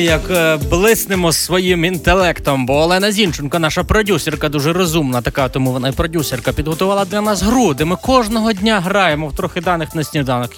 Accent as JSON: {"language": "Ukrainian", "region": "Galicia", "country": "Ukraine", "said": "у нас на Галичині"}